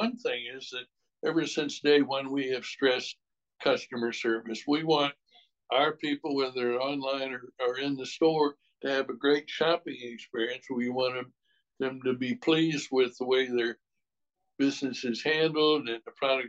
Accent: Wisconsin, United States; moved away as an adult; now in Louisville, United States; I came from Wisconsin.

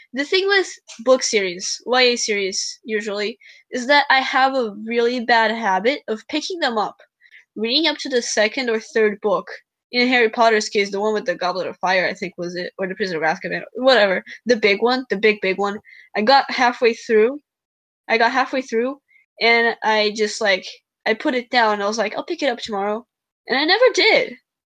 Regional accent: Brazil; moved away; I grew up in Brazil

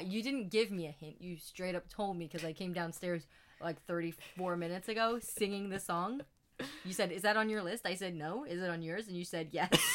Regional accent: New Jersey, United States; I'm a Jersey, I'm a Jersey girl

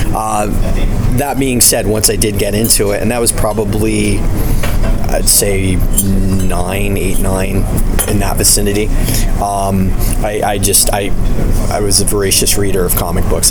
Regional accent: New Jersey, United States; also born or lived in Canada; I, I, grew up in the states. Um, I mean, I am Canadian, but I, I, grew up mainly in the states and New Jersey, to be specific

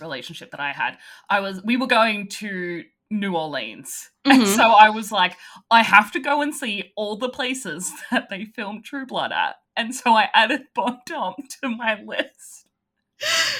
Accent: Sydney, New South Wales, Australia; The Western Sydney in me.

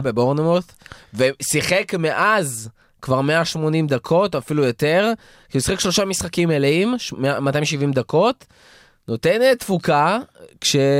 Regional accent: Israel; בתור ישראלים

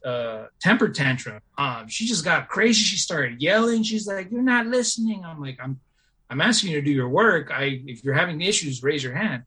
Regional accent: Bay Area, California, United States; also born or lived in Davis; Like I grew up in the Bay Area, public school, low incomes

